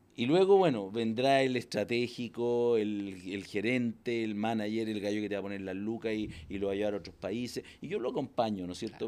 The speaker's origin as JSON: {"language": "Spanish", "town": "Los Ángeles", "region": "Biobío", "country": "Chile", "tie": "born or raised there", "said": "Yo nací en Los Ángeles, un pueblito. No tenía ni edificios en esa época."}